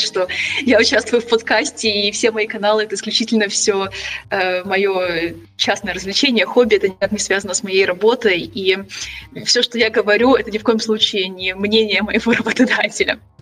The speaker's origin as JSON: {"language": "Russian", "region": "Kyiv", "country": "Ukraine", "tie": "born or raised there", "also_born_or_lived": "Germany", "moved": "as an adult", "lives_now": "Switzerland", "said": "я сама родом из Киева. Я выросла в Киеве"}